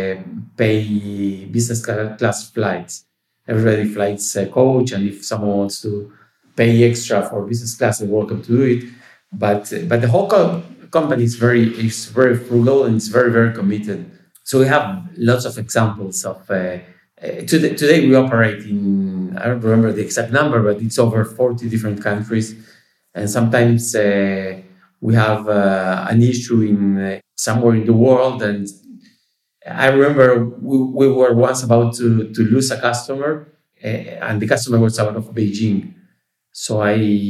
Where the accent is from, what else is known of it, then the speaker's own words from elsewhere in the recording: Uruguay; we are from Uruguay